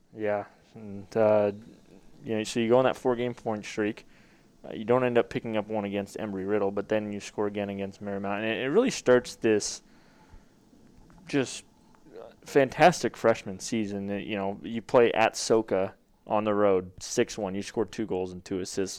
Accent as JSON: {"language": "English", "town": "Glendale", "region": "Arizona", "country": "United States", "said": "I'm from Glendale, Phoenix area."}